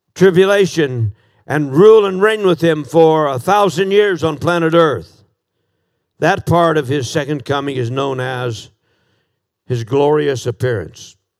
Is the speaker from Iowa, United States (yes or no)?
yes; Des Moines, Iowa, United States; 19th and Crocker in uh, Des Moines, Iowa